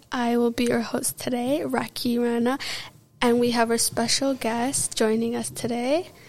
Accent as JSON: {"language": "English", "town": "New Delhi", "region": "Delhi", "country": "India", "tie": "born or raised there", "moved": "yes", "lives_now": "Canada", "said": "I was born and raised in New Delhi, India. I'm a grade 10 student at Brooks Secondary High School."}